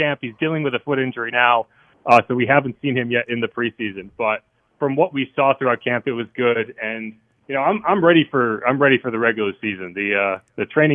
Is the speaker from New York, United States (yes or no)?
no; Connecticut, United States; also born or lived in South Carolina / Massachusetts; now in New Orleans, United States; I grew up in Connecticut, and then I lived in South Carolina for 4 years